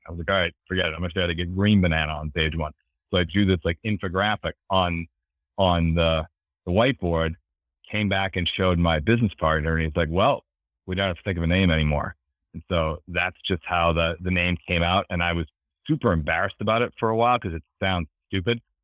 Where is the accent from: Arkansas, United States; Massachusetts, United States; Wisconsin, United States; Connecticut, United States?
Massachusetts, United States; Beverly; I grew up in, in, uh, Beverly, Massachusetts, um, which is kinda near, you know, near Boston on the water